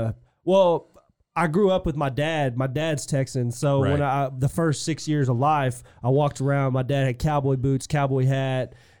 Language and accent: English; England, United Kingdom; I grew up in in England. It was a neighborhood with 60 houses on one side of the street and 60 houses on the other side of the street.